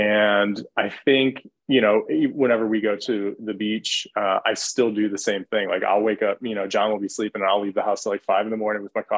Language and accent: English; Michigan, United States; now in Atlanta, United States; I'm also from Michigan, granted living in Atlanta now